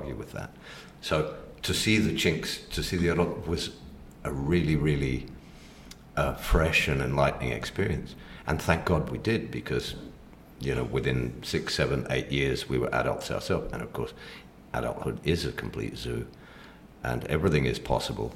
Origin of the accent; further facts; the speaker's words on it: Mexico; moved away; I grew up in Mexico